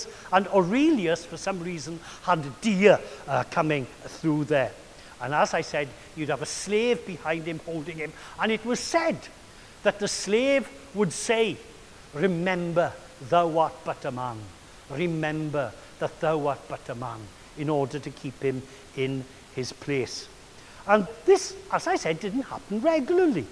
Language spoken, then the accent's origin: English; Wales, United Kingdom; I was brought up with Caractacus, but not as Caractacus, but as the Welsh Caradog